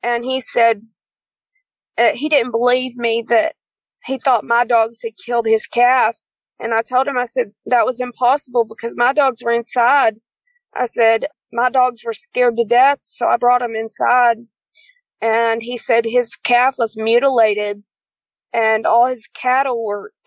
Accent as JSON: {"language": "English", "region": "East Texas", "country": "United States", "said": "I'm from East Texas. We live in the big town of Fruitvale. We moved there around 2010"}